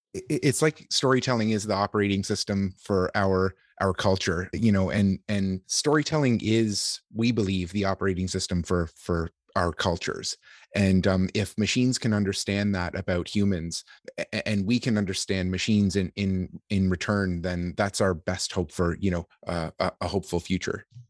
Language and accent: English; Canada; as a Canadian